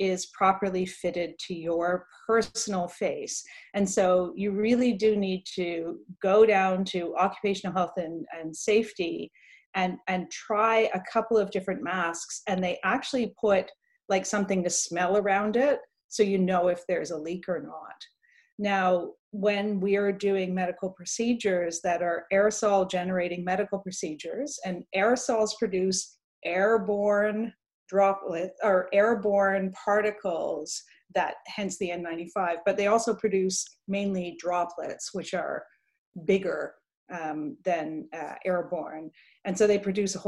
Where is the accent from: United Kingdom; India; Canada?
Canada; when I was growing up in Canada